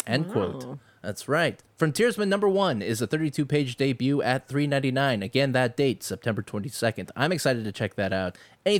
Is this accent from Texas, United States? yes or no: no; Michigan, United States; And I'm from Michigan